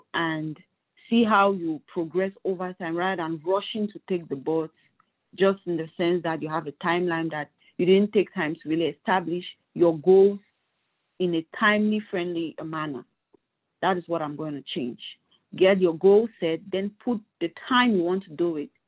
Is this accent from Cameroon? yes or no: yes; Cameroon; moved away as an adult; now in United States; I'm from Cameroon. I did my medical studies there, worked there for